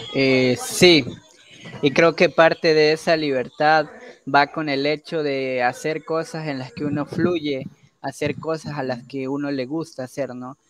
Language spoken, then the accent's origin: Spanish; Ecuador; yo asumo una nacionalidad por haber nacido de este lado del río, ¿no? y los otros asumen otra nacionalidad por haber nacido del otro lado del río. Así que yo soy ecuatoriano